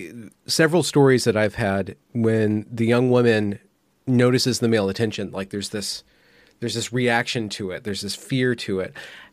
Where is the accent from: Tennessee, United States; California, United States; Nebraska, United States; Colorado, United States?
California, United States; Sacramento; Yeah, I was in there when I was like 5 and 6, but I'm grew up a lot in Sacramento.